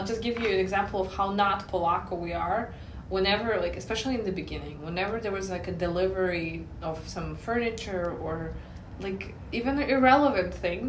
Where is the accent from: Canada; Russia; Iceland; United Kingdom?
Russia; Moscow; English is a second language; moved away; also born or lived in United States; I grew up in Moscow and then I lived in the US, and US is worse.